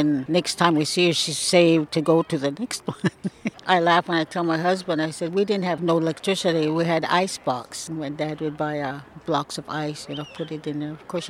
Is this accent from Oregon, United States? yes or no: yes; Celilo, Oregon, United States; I was born in Celilo Falls in 1937. I was born with four brothers, two older, two younger.